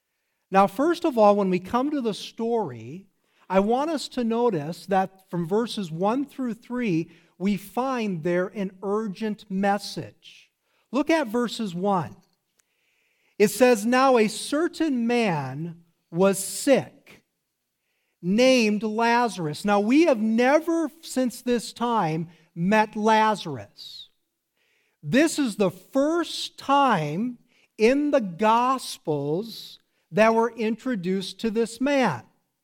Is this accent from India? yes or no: no; South Africa; Where are you from? I'm from South Africa. That's where I live.